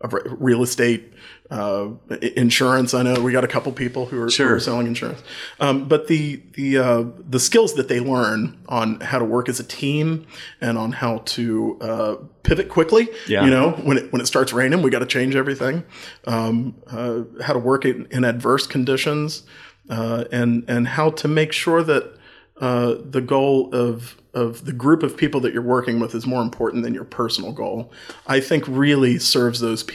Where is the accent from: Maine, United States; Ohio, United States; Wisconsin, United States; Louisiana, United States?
Ohio, United States; Chillicothe; also born or lived in North Carolina; Well, when I first came home to Chillicothe, you know, I moved here from North Carolina, which is a state-controlled state as well.